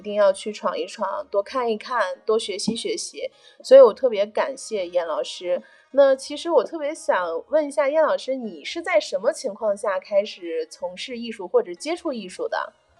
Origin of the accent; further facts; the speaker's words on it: Baoji, Shaanxi, China; moved away; 我们宝鸡这边